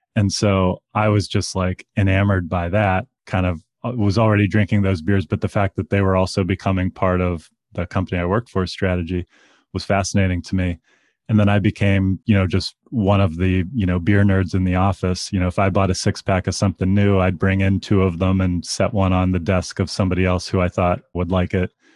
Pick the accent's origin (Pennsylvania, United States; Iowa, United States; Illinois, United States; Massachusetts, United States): Pennsylvania, United States; Pittsburgh; now in Chicago, United States; I grew up in Pittsburgh, Pennsylvania